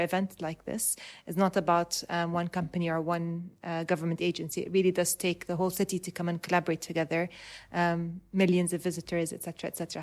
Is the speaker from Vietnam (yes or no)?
no; Dubai, United Arab Emirates; I was, um, born and raised in Dubai